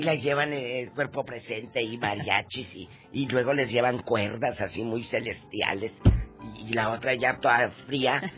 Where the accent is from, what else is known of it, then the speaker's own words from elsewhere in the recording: Matamoros, Tamaulipas, Mexico; mi tierra, en Matamoros